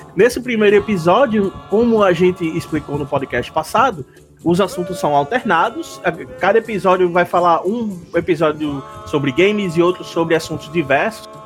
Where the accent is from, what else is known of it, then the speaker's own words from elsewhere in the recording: Natal, Rio Grande do Norte, Brazil; nós três aqui somos de Natal, Rio Grande do Norte